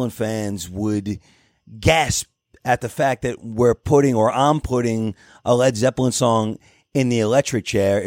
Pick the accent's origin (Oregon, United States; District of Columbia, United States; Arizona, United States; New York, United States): New York, United States; I'm from New York